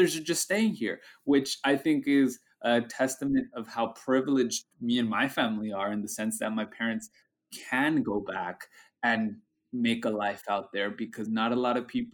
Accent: United States; our experience as being bicultural, first-generation Mexican-American

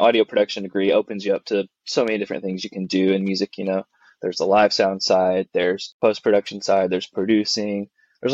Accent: Dallas area, Texas, United States; moved away as an adult; now in Nashville, United States; originally from Texas. Kind of in the Dallas area, but far enough away from Dallas to not be Dallas.

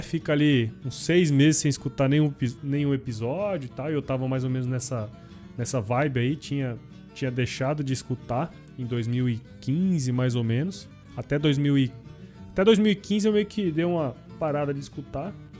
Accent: Cuiabá, Mato Grosso, Brazil; eu sou aqui de Mato Grosso, né? Eu hoje moro em Cuiabá, sou nascido aqui em Cuiabá, na verdade

